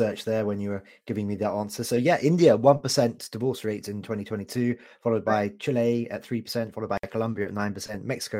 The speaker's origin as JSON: {"language": "English", "country": "Canada", "said": "It was a bit too hot for me, I've got to tell you, as a Canadian"}